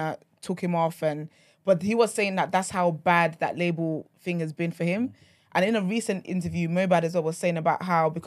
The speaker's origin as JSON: {"language": "English", "country": "Nigeria", "said": "I'm Nigerian"}